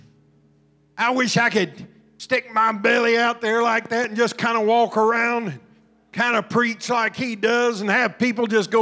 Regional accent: Southern Illinois, United States; also born or lived in Alabama / Georgia; I grew up in Southern Illinois around a bunch of farmers and coal miners

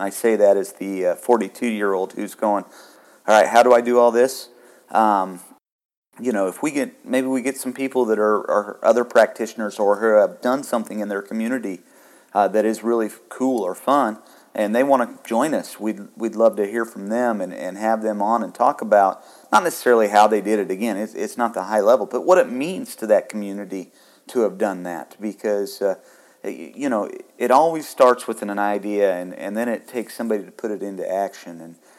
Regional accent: Kansas, United States; now in Indiana, United States; But I'm originally from Northwest Kansas, and you know, and now I'm here in Indiana

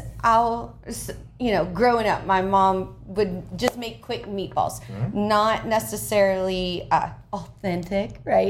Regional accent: New Orleans, Louisiana, United States; I don't know if that's just because I'm from Louisiana or from New Orleans.

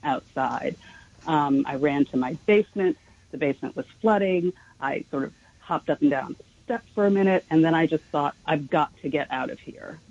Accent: New York City, New York, United States; I grew up in Manhattan. I was really a city girl

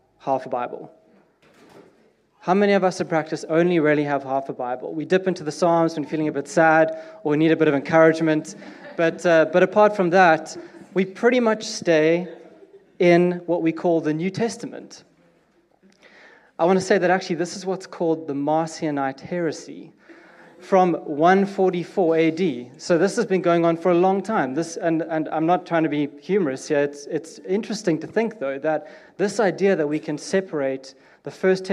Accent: South Africa; now in United Kingdom; I'm South African, and we are different

